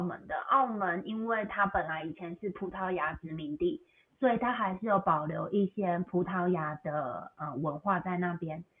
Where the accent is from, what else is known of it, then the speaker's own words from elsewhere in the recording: Taiwan; moved away as an adult; also born or lived in Beijing, China / Macau; now in United States; 我本来是在台湾长大，后来我去中国大陆，我去北京念书，念了，呃，六年，后来又去澳门工作几年，然后目前我是定居在美国